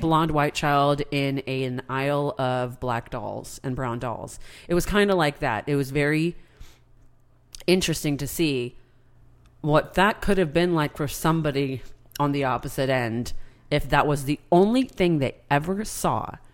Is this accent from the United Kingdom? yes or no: no; United States; my being an American